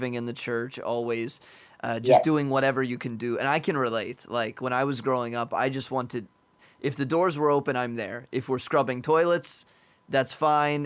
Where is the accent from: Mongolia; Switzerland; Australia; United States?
United States; I'm an American